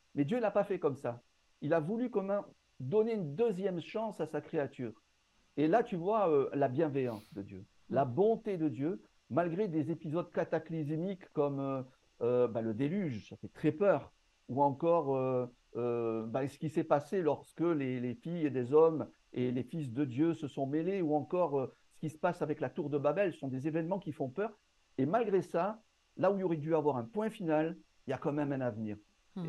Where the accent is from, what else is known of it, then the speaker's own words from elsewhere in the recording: Marseille, Provence-Alpes-Côte d'Azur, France; also born or lived in North Africa; Je suis né dans le nord, dans le nord de l'Afrique. J'ai grandi à Marseille et actuellement, je vis à Aix-en-Provence